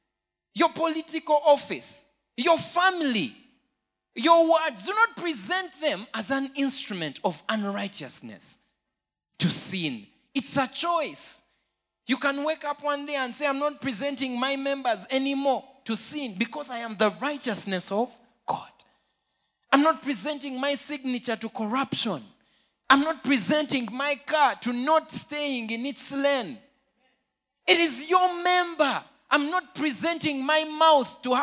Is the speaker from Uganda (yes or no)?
yes; Jinja, Eastern Region, Uganda; I grew up in Jinja.